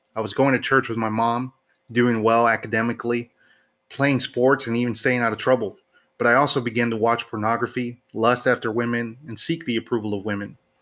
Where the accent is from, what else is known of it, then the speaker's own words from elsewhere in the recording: Houston, Texas, United States; my hometown of Houston